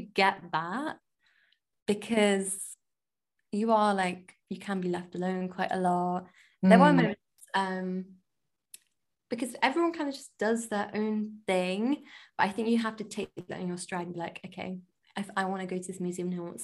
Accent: Leicester, East Midlands, United Kingdom; moved away as an adult; now in London, United Kingdom; I'm from Leicester

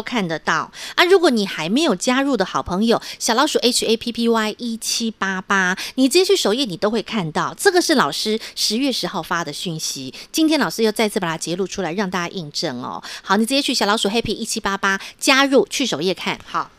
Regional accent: Taiwan; 我们台湾人

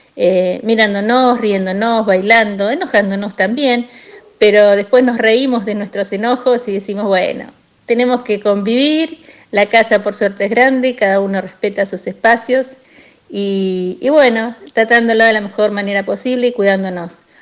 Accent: General Villegas, Buenos Aires Province, Argentina; now in Las Grutas, Argentina; soy nativa, nacida en General Villegas, donde tengo familia.

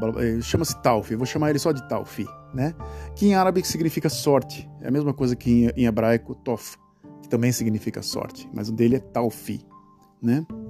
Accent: Brazil; moved away as an adult; now in Netherlands; Eu morei no Brasil durante 32 anos, né? Saí do Brasil com 32 anos de idade

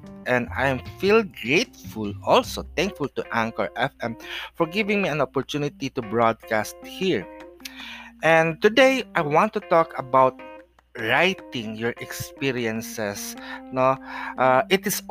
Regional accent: Philippines; also born or lived in San Jose del Monte, Bulacan, Philippines; Yes, we are a Filipino and we are in the Philippines right now.

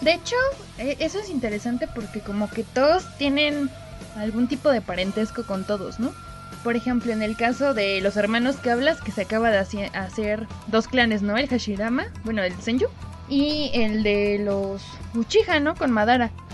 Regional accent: Pachuca, Hidalgo, Mexico; yo crecí en Pachuca

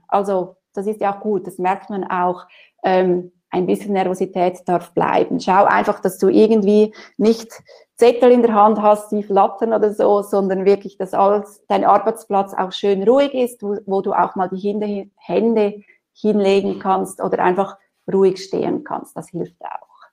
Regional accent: Switzerland; bei uns in der Schweiz

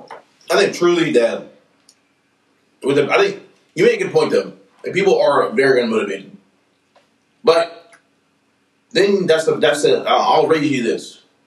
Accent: United States; still our home.

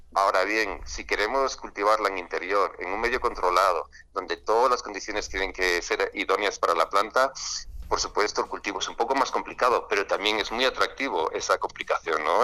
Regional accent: Spain; nosotros somos de España

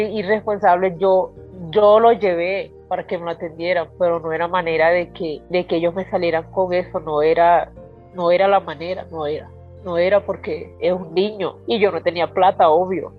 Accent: Venezuela; moved away as an adult; now in Colombia; yo soy venezolana

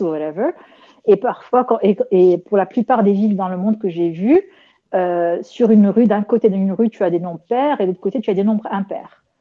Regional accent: Rabat, Rabat-Salé-Kénitra, Morocco; c'est comme ma ville natale, Rabat

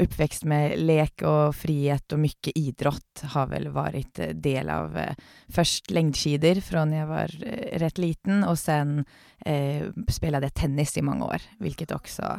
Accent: Oslo, Norway; now in Sweden; jeg er født och uppväxt i Oslo

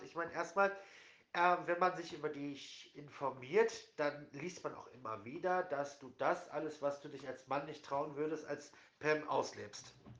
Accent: Essen, North Rhine-Westphalia, Germany; ich komme jetzt auch nicht aus der größten Stadt, ich komme aus Essen

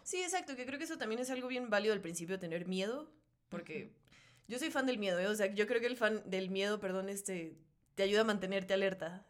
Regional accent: Mexico; mexicana, porque pues, soy mexicana

